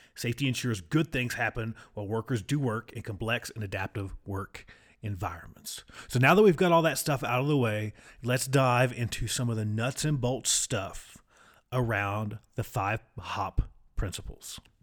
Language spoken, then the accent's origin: English; United States; accent: hillbilly; my wonderful hillbilly accent.